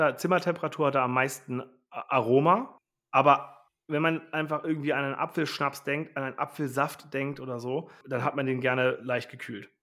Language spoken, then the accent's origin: German; Wulfsen, Lower Saxony, Germany; also born or lived in Rosengarten; wir sind ja ursprünglich kommen wir aus Wulfsen